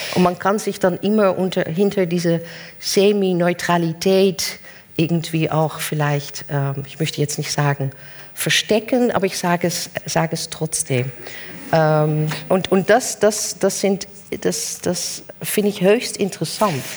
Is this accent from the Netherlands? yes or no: yes; Netherlands; German is a second language; moved away; bin ich als Holländerin